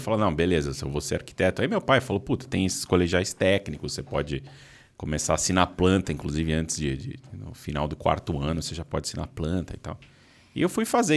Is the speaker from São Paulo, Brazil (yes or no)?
yes; São Paulo, Brazil; also born or lived in Arujá / Mogi das Cruzes; Eu sou de São Paulo. Tá. Morei, morei parte da minha vida em Arujá